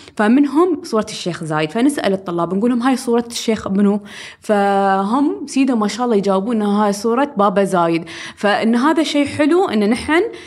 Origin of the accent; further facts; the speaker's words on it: United Arab Emirates; نحن من الإمارات